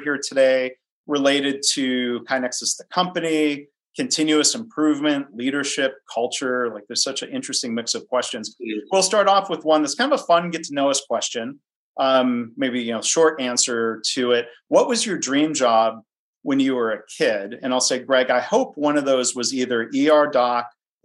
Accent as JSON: {"language": "English", "town": "Detroit", "region": "Michigan", "country": "United States", "tie": "born or raised there", "said": "I grew up in Detroit"}